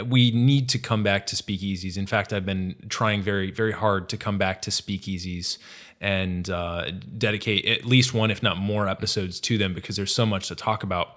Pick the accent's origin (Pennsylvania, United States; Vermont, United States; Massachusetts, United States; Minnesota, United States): Massachusetts, United States; moved away; I'm from Massachusetts originally